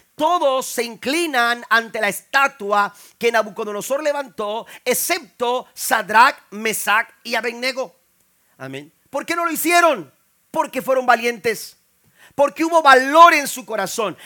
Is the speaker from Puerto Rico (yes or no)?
no; Tampico, Tamaulipas, Mexico; moved away; De donde yo vengo, que es el puerto de Tampico, la ciudad de Dios